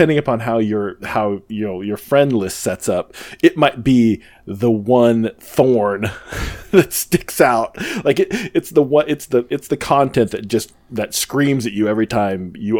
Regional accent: Midwest, United States; moved away; I grew up in the Midwest

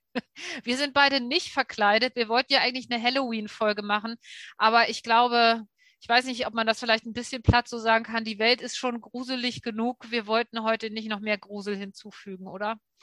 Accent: Hamburg, Germany; ist auch Hamburg, ne, meine Heimat

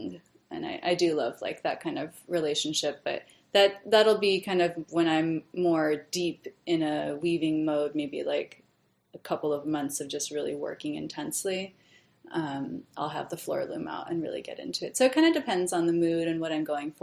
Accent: Hawaii, United States; now in New York, United States; I'm from Hawaii originally

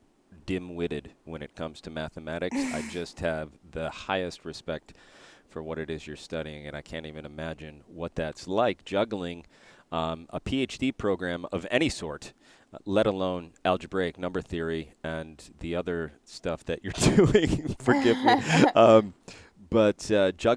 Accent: near Buffalo, New York, United States; I grew up near Buffalo

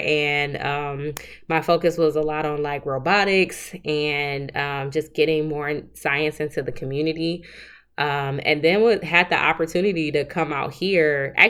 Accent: Southfield, Michigan, United States; So I'm actually originally from Southfield, Michigan, which is a suburb of Detroit, Michigan. Grew up there all my life.

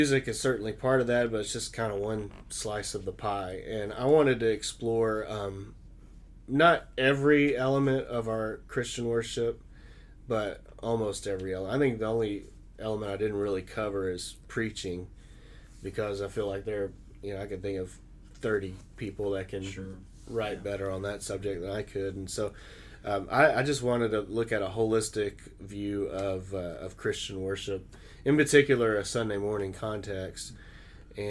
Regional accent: Arkansas, United States; moved away as an adult; now in Dayton, United States; I was born and raised in Arkansas

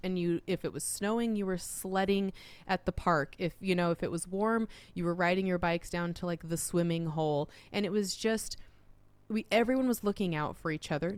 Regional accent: Utah, United States; moved away; also born or lived in Arizona / Oregon; I was growing up in Utah

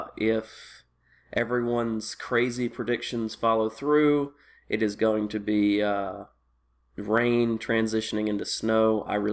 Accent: the South, United States; I grew up in the South

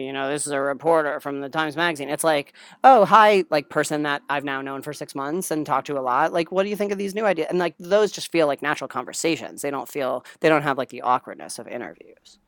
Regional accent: New Jersey, United States; moved away as an adult; also born or lived in Stanford, California; I grew up in New Jersey

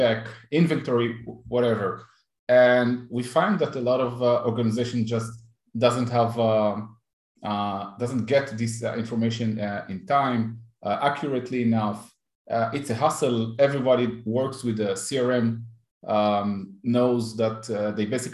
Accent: Israel; I'm based in Israel. I'm from Israel.

